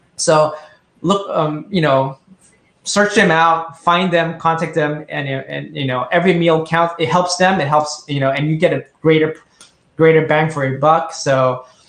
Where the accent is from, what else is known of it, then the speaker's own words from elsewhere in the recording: Indonesia; now in Tokyo, Japan; I grew up in Indonesia, and this was 30 years ago